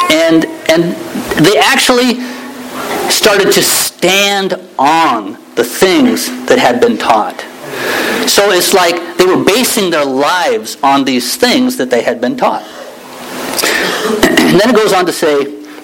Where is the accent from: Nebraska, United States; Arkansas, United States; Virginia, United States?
Nebraska, United States; moved away; also born or lived in Juneau, Alaska; I grew up in Nebraska